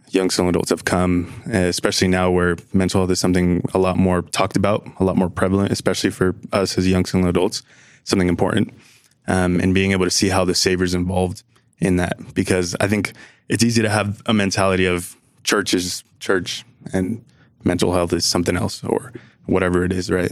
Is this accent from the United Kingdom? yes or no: no; New Jersey, United States; now in Utah, United States; I'm originally from New Jersey, but I'm here in Utah